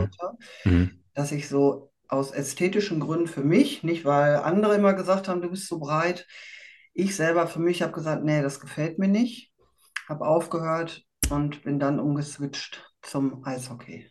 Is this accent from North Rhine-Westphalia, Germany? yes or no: yes; Dortmund, North Rhine-Westphalia, Germany; Ich komme aus Dortmund